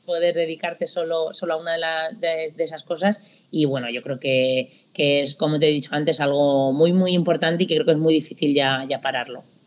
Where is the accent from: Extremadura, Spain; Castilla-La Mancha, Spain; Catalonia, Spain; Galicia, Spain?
Castilla-La Mancha, Spain; moved away as an adult; now in Japan; Estudié también eh, magisterio en la Universidad de, allí de Castilla-La Mancha, de donde yo soy